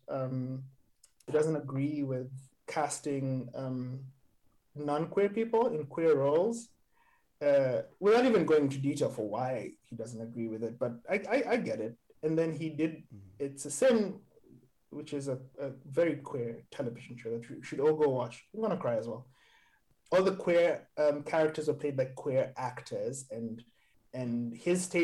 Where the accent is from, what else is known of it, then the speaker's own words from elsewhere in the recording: Nairobi, Kenya; also born or lived in Cape Town / Johannesburg; now in Amsterdam, Netherlands; growing up in Nairobi, living in Cape Town, Johannesburg, and now where I live partly where I live in Amsterdam